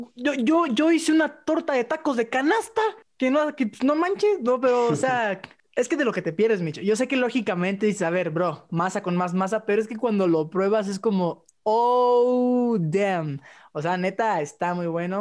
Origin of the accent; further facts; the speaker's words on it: Mexico; Soy mexicano